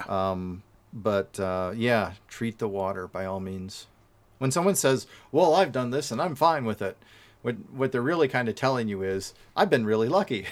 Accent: Wisconsin, United States; I'm from Wisconsin

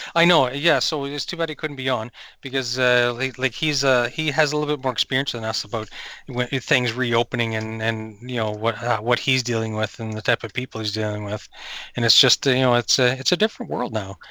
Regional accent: New Brunswick, Canada; I grew up in New Brunswick, and we would camp

